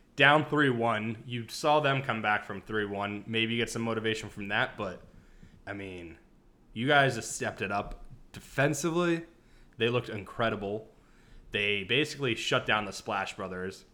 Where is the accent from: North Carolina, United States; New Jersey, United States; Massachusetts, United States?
New Jersey, United States; moved away; Jersey, my hometown